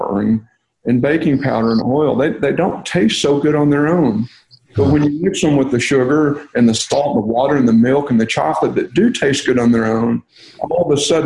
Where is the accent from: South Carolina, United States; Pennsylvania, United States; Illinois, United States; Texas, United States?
Texas, United States; I'm from Texas